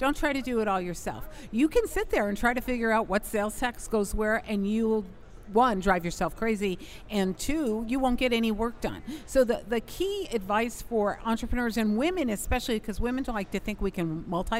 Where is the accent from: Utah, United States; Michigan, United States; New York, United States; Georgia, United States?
New York, United States; I'm from New York